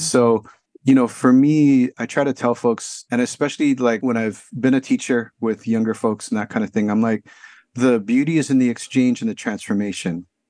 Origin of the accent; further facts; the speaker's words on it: Honolulu, Hawaii, United States; now in San Francisco, United States; I grew up in Honolulu, Hawaii